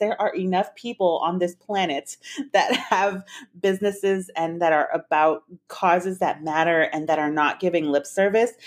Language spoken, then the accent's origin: English; San Antonio, Texas, United States; my hometown of San Antonio